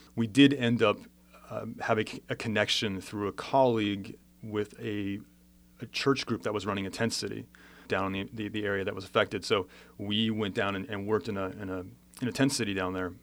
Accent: Southern California, United States; I grew up in Southern California

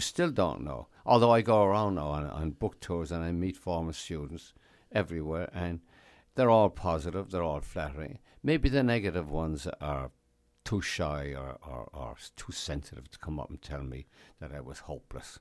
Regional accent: Ireland; moved away as an adult; also born or lived in United States; now in New York, United States; I'd been born in America, but I was raised in Ireland

